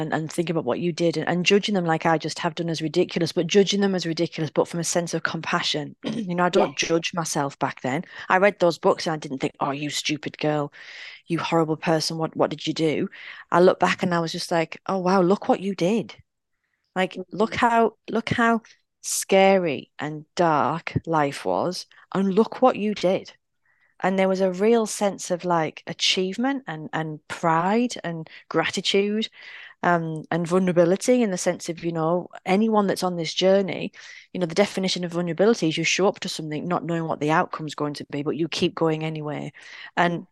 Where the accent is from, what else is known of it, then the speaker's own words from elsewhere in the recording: United Kingdom; we're British.